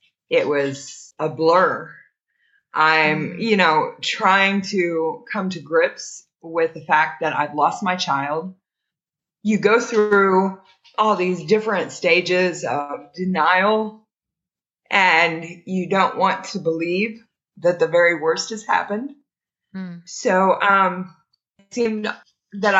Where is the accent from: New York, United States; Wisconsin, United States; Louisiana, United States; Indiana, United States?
Indiana, United States; also born or lived in Greensburg, Indiana; I was just a small town girl. I grew up in Indiana and I was living in Greensburg, Indiana.